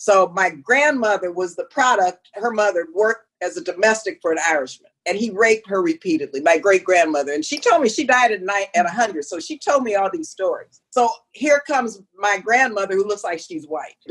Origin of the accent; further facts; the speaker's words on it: El Paso, Texas, United States; also born or lived in California; I'm from El Paso, Texas